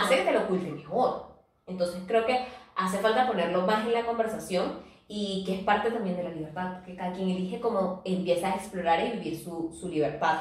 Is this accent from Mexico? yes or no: no; Venezuela; nosotros que somos venezolanas